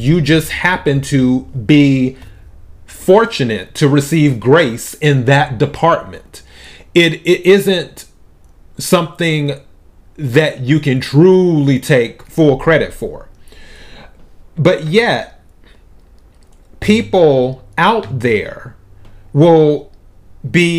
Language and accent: English; United States; I was born in the United States